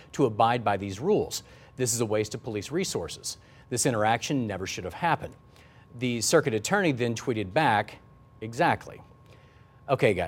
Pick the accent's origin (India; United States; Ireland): United States; the Ozarks; I grew up in the Ozarks